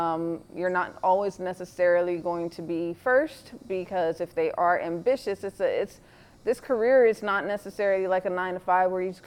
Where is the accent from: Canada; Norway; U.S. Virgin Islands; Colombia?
U.S. Virgin Islands; now in Atlanta, United States; I'm from the Caribbean, the Virgin Islands, and I've been in Atlanta for over 25 years.